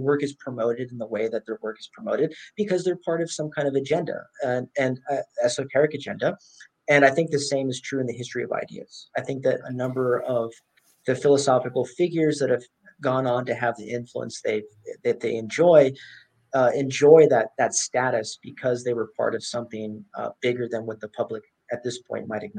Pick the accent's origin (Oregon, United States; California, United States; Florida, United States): California, United States; San Jose; now in North Carolina, United States; I'm originally from California.